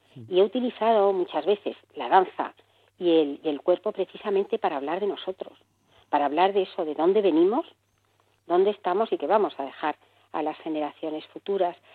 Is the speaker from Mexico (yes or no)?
no; Barcelona, Catalonia, Spain; moved away as an adult; now in Madrid, Spain; Nací en Barcelona, me vine por amor a Madrid